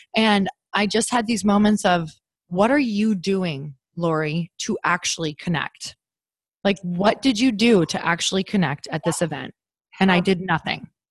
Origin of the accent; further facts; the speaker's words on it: Midwest, United States; now in California, United States; I'm, I'm from the Midwest and I started building my tribe when I was from the Midwest.